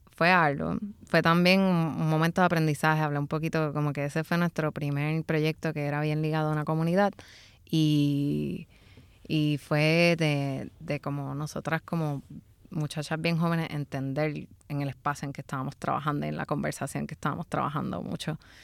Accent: San Juan, Puerto Rico; yo viví en Santurce por mucho tiempo y me crié en Santurce

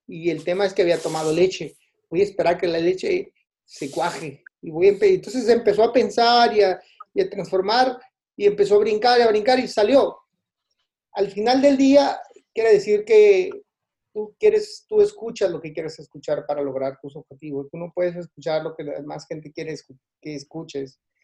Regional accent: Tijuana, Baja California, Mexico; yo soy de Tijuana

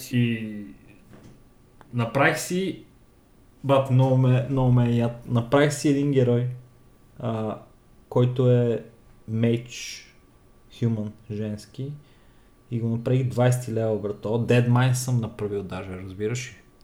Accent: Bulgaria; я съм българин

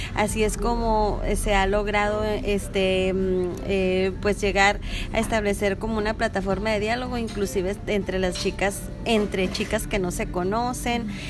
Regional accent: Ensenada, Baja California, Mexico; esta fiesta que empezamos a vivir los ensenadenses

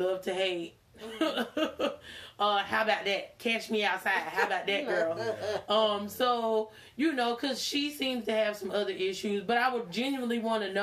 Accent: Charlotte, North Carolina, United States; accent: southern; also born or lived in Queens, New York; We moved here when I was 5.

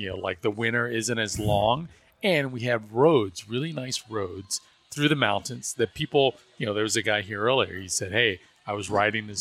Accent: Alabama, United States; now in Atlanta, United States; growing up in Alabama

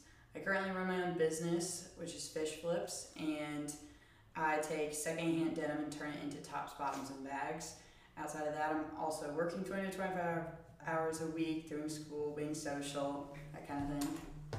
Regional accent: St. Louis, Missouri, United States; I'm from the St. Louis area and currently a student at Mizzou.

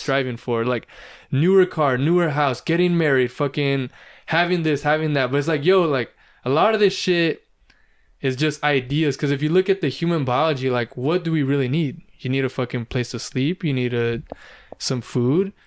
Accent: California, United States; I was born and raised in California

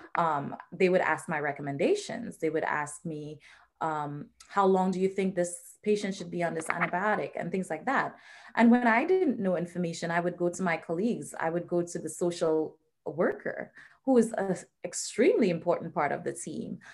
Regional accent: Trinidad & Tobago; moved away as an adult; now in United States; So I was born and raised in the Twin Island Republic of Trinidad and Tobago

